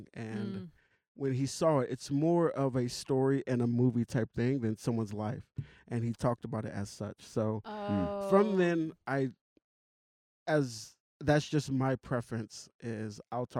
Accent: the South, United States; I grew up in the South

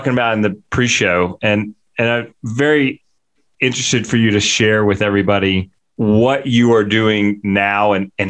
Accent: United States; also born or lived in Mississippi; I'm from Louisiana and Mississippi

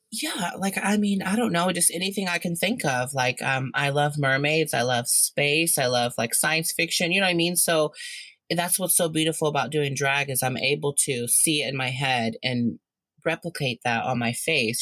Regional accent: Indiana, United States; now in Ohio, United States; I'm originally from Indiana, but I live in Ohio now

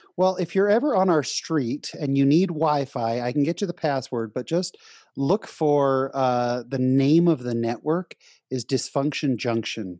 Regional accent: San Jose, California, United States; also born or lived in Orange County, California; I was born in Orange County, but raised in San Jose, California

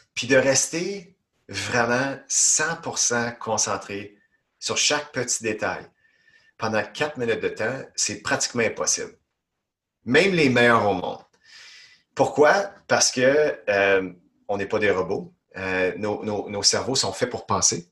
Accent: Ontario, Canada; moved away as an adult; now in Quebec, Canada; J'habite au Québec depuis des années, mais originalement, moi, je viens d'Ontario, puis je suis fièrement québécois depuis plus d'une douzaine d'années

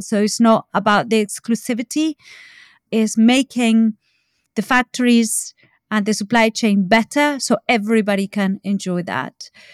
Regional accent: Argentina; now in United Kingdom; I'm from Argentina

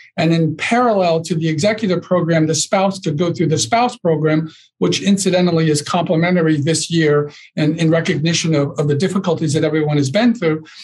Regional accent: Northeast, United States; I'm from the Northeast

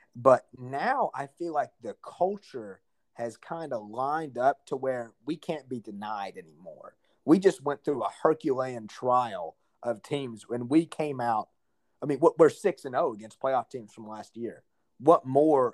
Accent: North Alabama, United States; moved away as an adult; also born or lived in Greenville, North Carolina; now in South Alabama, United States; growing up in, in North Alabama

